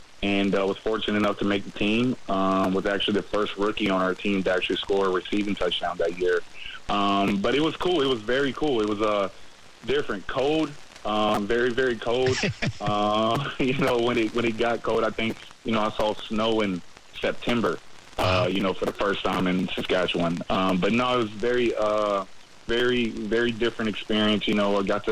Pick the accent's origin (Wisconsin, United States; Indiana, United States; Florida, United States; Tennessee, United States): Tennessee, United States; Nashville; now in Jacksonville, United States; I'm from Nashville, Tennessee